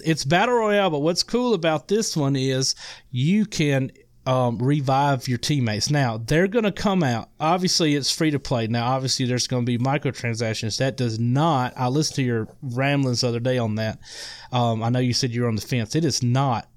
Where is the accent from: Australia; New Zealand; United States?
United States; Mississippi; accent: Mississippi; now I'm in, I'm in Mississippi, um, if you can't tell by my accent.